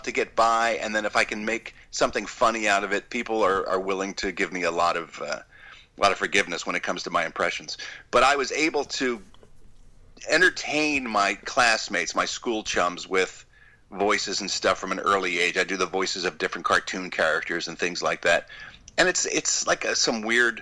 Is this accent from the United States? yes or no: yes; Philadelphia, Pennsylvania, United States; there was a show growing up in Philadelphia. They had an afternoon horror show